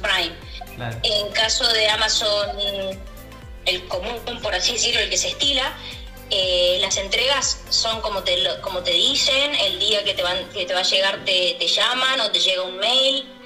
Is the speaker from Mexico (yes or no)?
no; Argentina; moved away as an adult; now in Barcelona, Spain; somos argentinos, sabemos que somos personas sumamente luchadoras, emprendedoras y hemos pasado momentos terribles en nuestro país